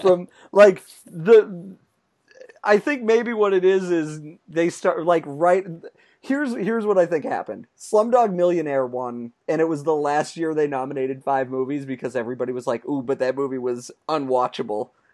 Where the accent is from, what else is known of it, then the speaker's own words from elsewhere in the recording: Lowell, Massachusetts, United States; all around my hometown